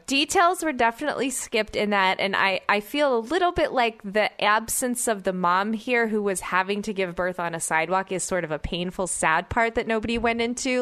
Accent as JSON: {"language": "English", "town": "Oklahoma City", "region": "Oklahoma", "country": "United States", "tie": "born or raised there", "said": "I grew up in Oklahoma City"}